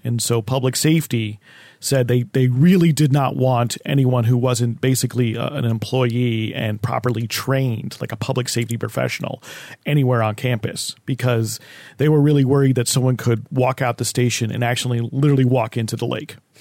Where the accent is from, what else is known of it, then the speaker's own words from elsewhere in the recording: New Jersey, United States; when I grew up in New Jersey